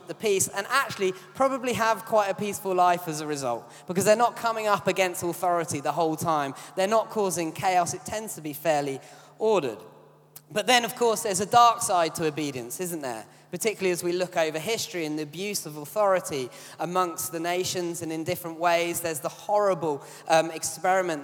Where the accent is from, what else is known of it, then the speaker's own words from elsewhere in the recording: United Kingdom; as British people, we're quite an obedient bunch